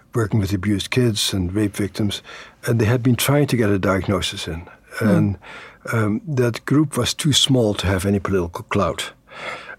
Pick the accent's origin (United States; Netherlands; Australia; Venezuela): Netherlands; born or raised there; moved away